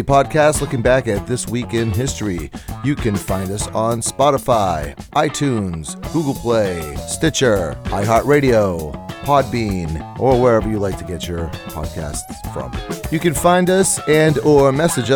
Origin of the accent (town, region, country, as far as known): Massachusetts, United States; accent: Massachusetts